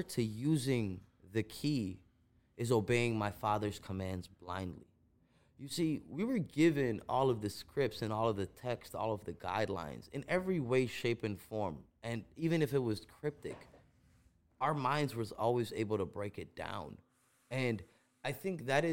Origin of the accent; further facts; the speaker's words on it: Chicago, Illinois, United States; first language Gujarati; English is a second language; also born or lived in India; I grew up in Uptown in Rogers Park